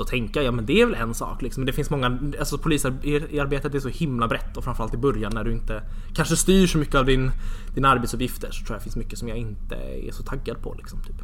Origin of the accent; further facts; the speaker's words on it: Järna, Stockholm County, Sweden; also born or lived in Jönköping; jag är uppvuxen i Järna. Det ligger precis utanför Södertälje